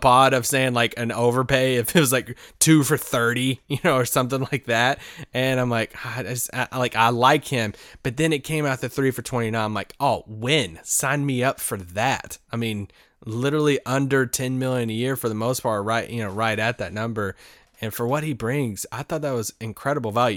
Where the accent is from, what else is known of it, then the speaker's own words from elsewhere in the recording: United States; I'm an American